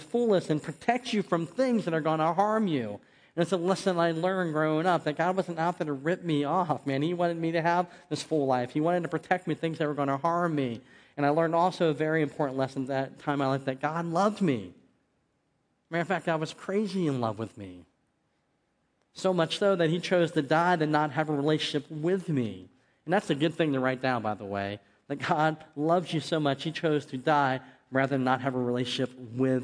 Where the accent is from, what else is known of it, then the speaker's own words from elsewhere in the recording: West Virginia, United States; also born or lived in Barberton, Ohio; in my hometown, football ruled. I mean, it was the thing. I mean, there's not much to do in West Virginia on a Friday night